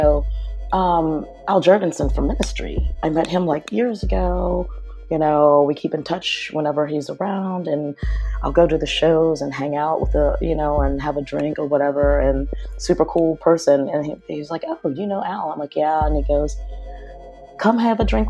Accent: Pittsburgh, Pennsylvania, United States; also born or lived in Los Angeles; now in New York City, United States; I grew up in Pittsburgh and we were all just like crazy punks and new wave kids running the streets of Pittsburgh

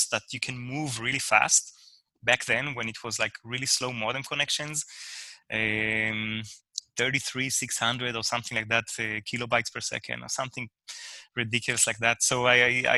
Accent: Israel; moved away; I'm originally from Israel

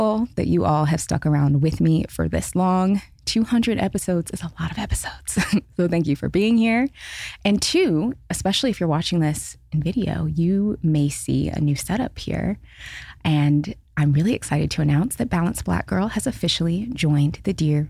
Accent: Seattle, Washington, United States; moved away as an adult; also born or lived in Los Angeles; I was born and raised in Seattle, lived in Seattle until I was 30, moved to LA, have been in LA for the last 4 years

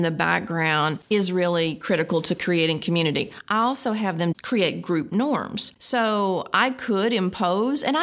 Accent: Kentucky, United States; I'm from Kentucky

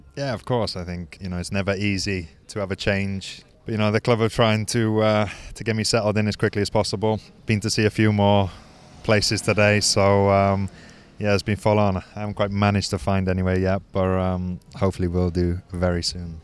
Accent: Wales, United Kingdom; moved away as an adult; also born or lived in Caerphilly; being Welsh

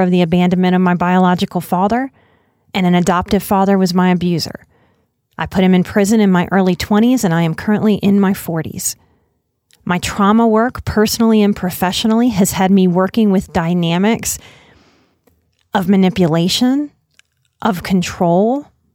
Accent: New Orleans, Louisiana, United States; moved away; also born or lived in Texas; I am born and raised in New Orleans

